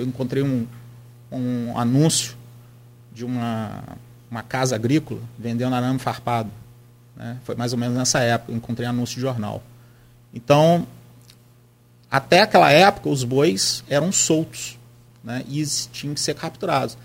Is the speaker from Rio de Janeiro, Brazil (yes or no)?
yes; Campos dos Goytacazes, Rio de Janeiro, Brazil; Eu sou é, natural ali da Lapa